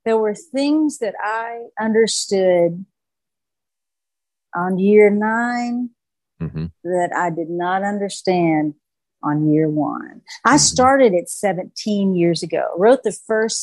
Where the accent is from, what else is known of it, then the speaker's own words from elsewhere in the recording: Harrogate, the South, United States; I grew up in the South. I was baptized at the First Baptist of Harrogate